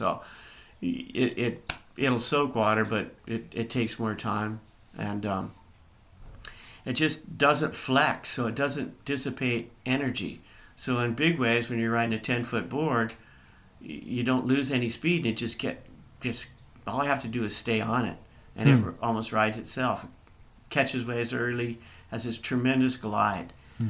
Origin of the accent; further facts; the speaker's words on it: San Diego, California, United States; we grew up in San Diego.